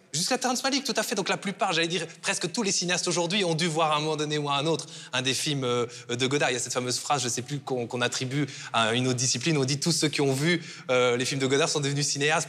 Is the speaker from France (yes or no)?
no; Belgium; chez nous en Fédération Wallonie-Bruxelles